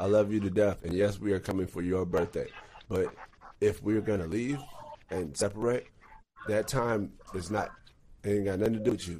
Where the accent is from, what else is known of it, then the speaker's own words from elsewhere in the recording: Texas, United States; I grew up in Texas